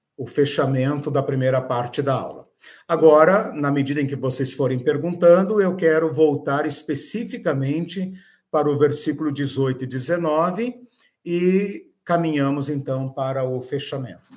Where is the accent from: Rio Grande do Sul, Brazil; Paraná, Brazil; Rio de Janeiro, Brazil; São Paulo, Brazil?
Paraná, Brazil; Curitiba; como nós, né, brasileiros, curitibanos